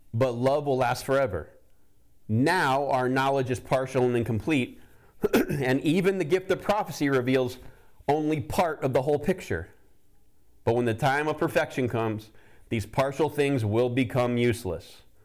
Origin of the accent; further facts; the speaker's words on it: the South, United States; Growing up in the South